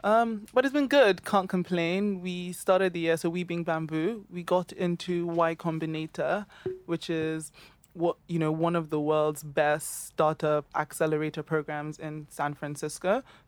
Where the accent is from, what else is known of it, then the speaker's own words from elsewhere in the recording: Lagos, Nigeria; moved away as an adult; now in London, United Kingdom; Yes, I'm 26. I grew up in Lagos in Nigeria. I went to Grange in Ikeja for most of my life, literally from from primary school till secondary school, then moved to London